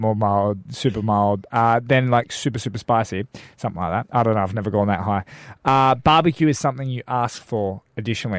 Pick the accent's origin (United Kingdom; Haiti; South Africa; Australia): Australia; Darwin, Northern Territory; also born or lived in Perth, Western Australia; now in South Australia, Australia; I grew up in Darwin from Perth